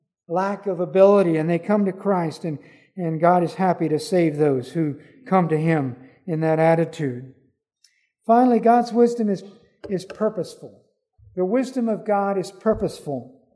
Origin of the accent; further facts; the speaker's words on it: Belize; I remember as a youngster growing up in Belize, we used to go down Saturday. We would catch an early bus and go down to Belize City and pass out tracts.